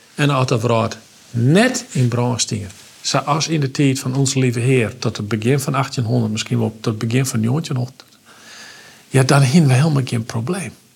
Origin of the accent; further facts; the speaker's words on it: Oentsjerk, Friesland, Netherlands; ben ik opgegroeid in Friesland. Ik ben opgegroeid in een ongelooflijk warm gezin